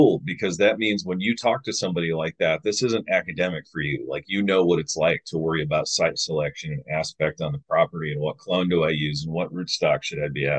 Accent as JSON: {"language": "English", "area": "Finger Lakes", "region": "New York", "country": "United States", "moved": "yes", "lives_now": "Missouri, United States", "said": "I live in Missouri. I'm from the Finger Lakes."}